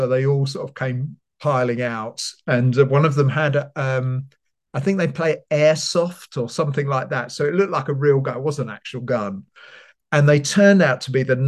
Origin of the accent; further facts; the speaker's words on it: London, United Kingdom; also born or lived in Bedford; now in Leeds, United Kingdom; I'm from London